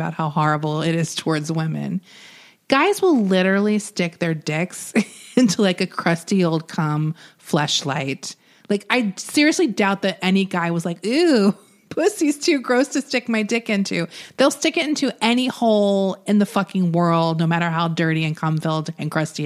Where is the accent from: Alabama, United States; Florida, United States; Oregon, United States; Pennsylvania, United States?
Florida, United States; I'm from Florida